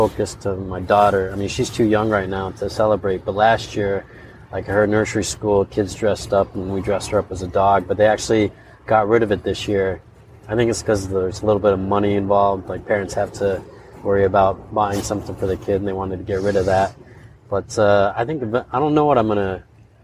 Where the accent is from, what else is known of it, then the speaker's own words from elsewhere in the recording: Ann Arbor, Michigan, United States; moved away; I grew up in Michigan in Ann Arbor, close to Detroit